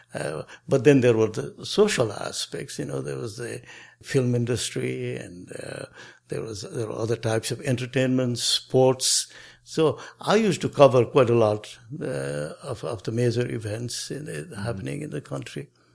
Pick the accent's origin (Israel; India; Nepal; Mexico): Nepal; Kathmandu, Bagmati; moved away as an adult; also born or lived in United States; I was born in Nepal, in Kathmandu, That's the capital city. I grew up there.